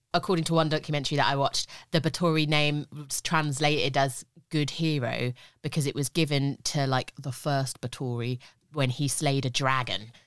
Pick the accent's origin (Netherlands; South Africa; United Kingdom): United Kingdom; I'm just too British with languages.